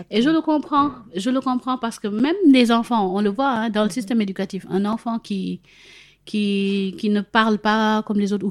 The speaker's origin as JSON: {"language": "French", "country": "Senegal", "tie": "born or raised there", "said": "L'exemple que j'aime prendre maintenant, c'est si j'avais grandi au Sénégal, j'ai grandi au Sénégal, etc."}